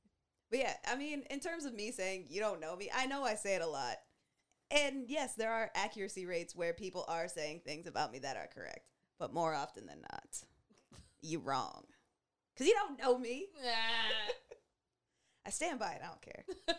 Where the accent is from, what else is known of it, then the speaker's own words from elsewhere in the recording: Canada; You're here to be fun and fine and black and Canadian as we are with no apologies for it.